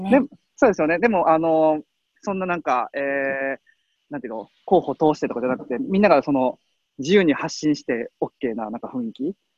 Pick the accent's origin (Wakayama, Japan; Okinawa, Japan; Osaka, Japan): Osaka, Japan; 僕大阪生まれなんで